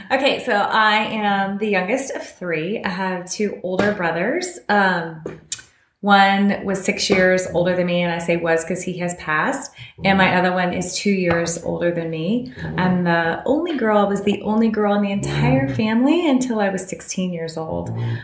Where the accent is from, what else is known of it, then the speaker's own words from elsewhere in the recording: Houston, Texas, United States; moved away as an adult; also born or lived in Baton Rouge, Louisiana / New Orleans, Louisiana / Dallas, Texas / Los Angeles, California; I grew up in Houston, Texas, Cypress, which is kind of a suburb of Houston. And I went to LSU for college, so I lived in Baton Rouge. After that, I moved back to Houston for not too long, had a job there